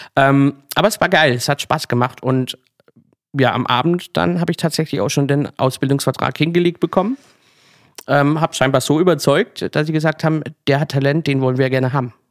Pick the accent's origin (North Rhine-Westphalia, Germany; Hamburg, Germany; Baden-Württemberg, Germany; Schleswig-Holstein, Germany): Baden-Württemberg, Germany; Kappelrodeck; moved away as an adult; now in Berlin, Germany; richtig klassisch im Schwarzwald, sogar in meinem Heimatdorf ähm, Kappelrodeck